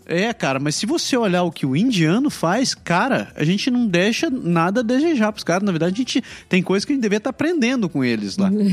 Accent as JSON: {"language": "Portuguese", "country": "Brazil", "moved": "yes", "said": "eu sou brasileiro"}